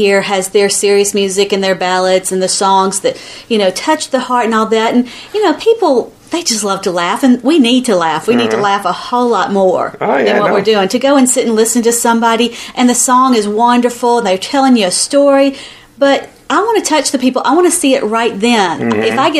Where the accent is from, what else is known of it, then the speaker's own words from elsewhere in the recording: Georgia, United States; accent: southern; I know. Listen to my twang. I've got the longest southern accent.